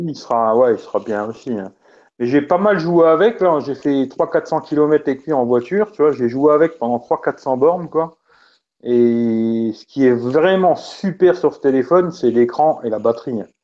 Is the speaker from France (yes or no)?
yes; France; chez nous en France